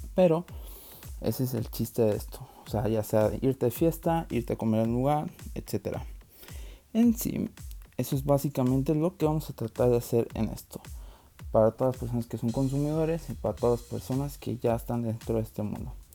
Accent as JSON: {"language": "Spanish", "country": "Mexico", "said": "en nuestro país, que yo creo que todos agradecemos que vaya creciendo toda la gastronomía en México"}